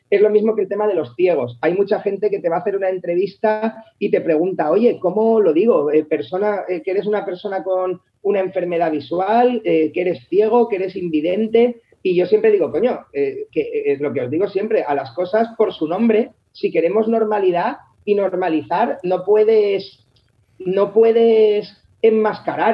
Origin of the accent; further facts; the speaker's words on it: Alicante, Valencian Community, Spain; moved away as an adult; nosotros eh, somos de Alicante, los tres